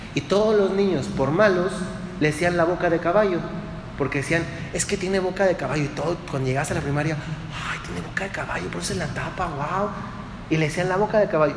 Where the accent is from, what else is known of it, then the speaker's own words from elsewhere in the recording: Dolores Hidalgo, Guanajuato, Mexico; yo me acuerdo cuando era niño, yo soy de Dolores y Hidalgo, Guanajuato